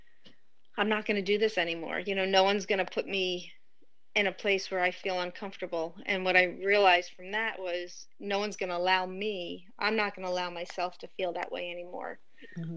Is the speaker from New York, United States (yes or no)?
yes; outside of New York City, United States; I grew up outside of New York City